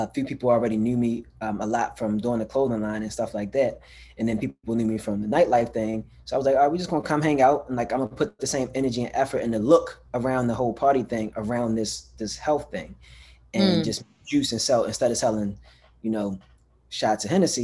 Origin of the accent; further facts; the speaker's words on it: Baltimore, Maryland, United States; also born or lived in Pennsylvania; I'm born and raised in Baltimore